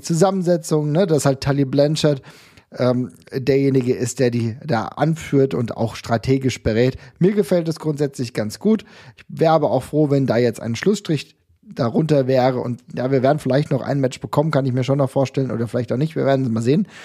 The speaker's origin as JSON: {"language": "German", "country": "Germany", "said": "als Deutscher"}